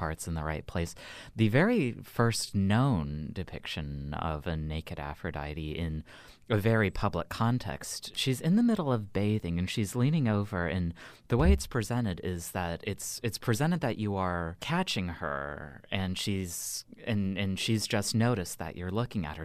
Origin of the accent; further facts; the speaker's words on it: United States; as an American medievalist